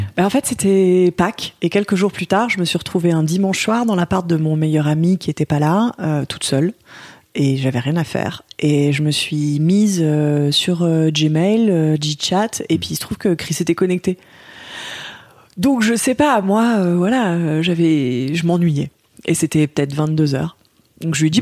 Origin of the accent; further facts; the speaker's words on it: Lyon, Auvergne-Rhône-Alpes, France; moved away; à la base, je suis lyonnaise